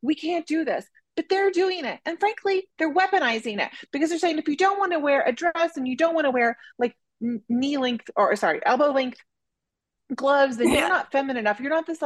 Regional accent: Oklahoma, United States; I grew up in Oklahoma, which is pretty conservative.

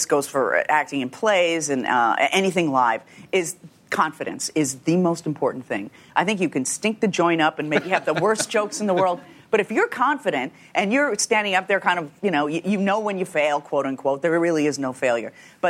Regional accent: Chicago, Illinois, United States; The south side of Chicago in a suburb.

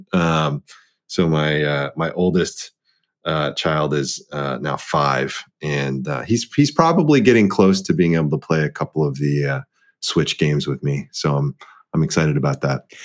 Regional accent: Dallas, Texas, United States; being the the eldest child of an immigrant, um, set of parents, and growing up in Dallas, Texas

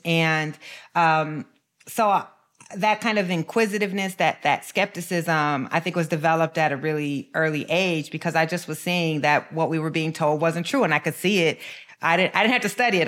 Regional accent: Waterloo, Iowa, United States; growing up in Waterloo, uh, definitely shaped the, the, uh, my desire to become a journalist

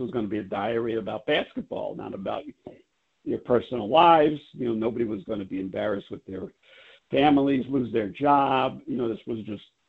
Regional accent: New York City, New York, United States; I'm from Brooklyn, New York

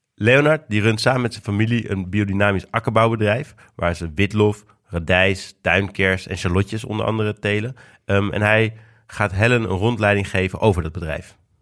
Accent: Amsterdam, North Holland, Netherlands

